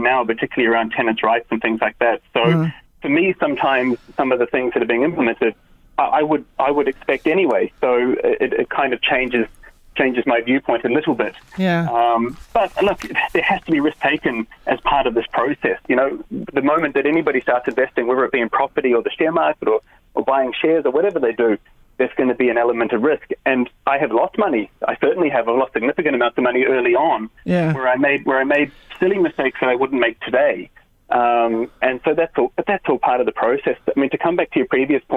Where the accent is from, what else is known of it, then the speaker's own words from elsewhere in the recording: New Zealand; now in Ireland; I'm from New Zealand originally